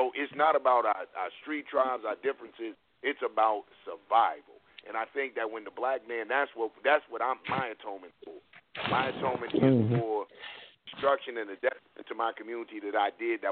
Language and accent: English; Cleveland, Ohio, United States; I'm from Cleveland